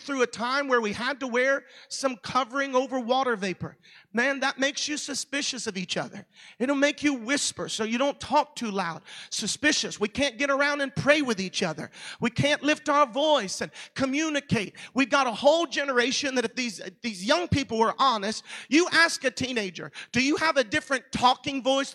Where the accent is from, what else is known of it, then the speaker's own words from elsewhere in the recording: Orlando, Florida, United States; I live in Orlando. That's my hometown.